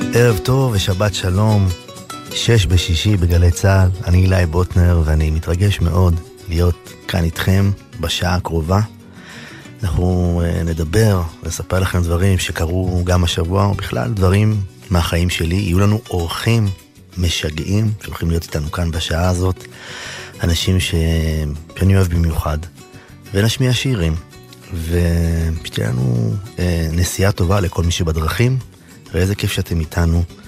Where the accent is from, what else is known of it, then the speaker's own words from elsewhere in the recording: Ein Carmel, Haifa District, Israel; אצלנו בקיבוץ, בקיבוץ בעין כרמל